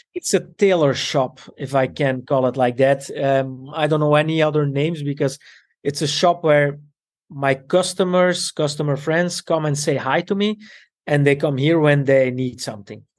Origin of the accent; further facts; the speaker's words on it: Antwerp, Flanders, Belgium; also born or lived in Italy; I grew up in Belgium with my Italian parents